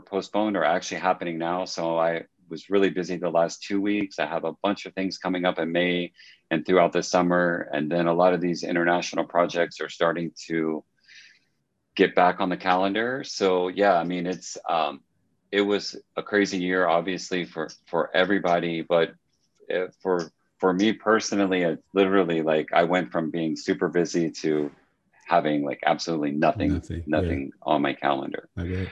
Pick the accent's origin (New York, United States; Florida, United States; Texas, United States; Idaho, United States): Florida, United States; North; moved away as an adult; grew up in a small town in North Florida